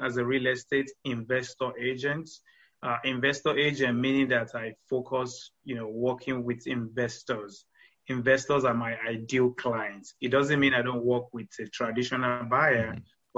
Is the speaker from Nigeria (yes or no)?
yes; Nigeria; moved away as an adult; now in Houston, United States